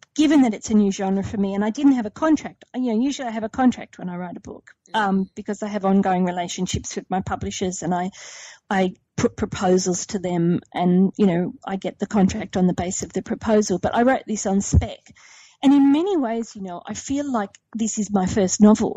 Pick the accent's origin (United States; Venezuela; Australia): Australia; Sydney, New South Wales; I grew up in Sydney's western suburbs